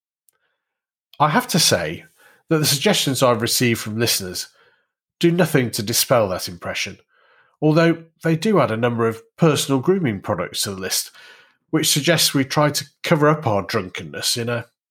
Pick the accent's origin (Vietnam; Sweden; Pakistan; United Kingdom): United Kingdom; hometown of the Greenall Whitley brewery, North West England; my hometown brewery, Green or Whitley